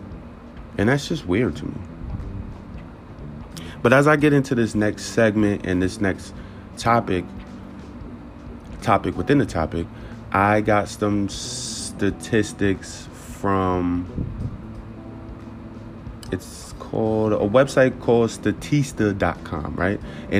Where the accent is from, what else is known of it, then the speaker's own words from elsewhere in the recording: Newburgh, New York, United States; I love Newburgh, but I'm not going to hold you. I did not feel safe growing up in Newburgh.